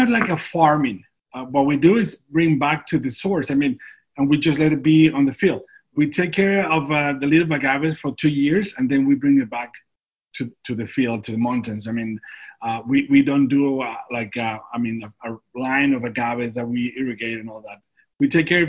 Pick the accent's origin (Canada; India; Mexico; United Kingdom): Mexico; Durango; moved away as an adult; now in San Diego, United States; I was born and raised in Durango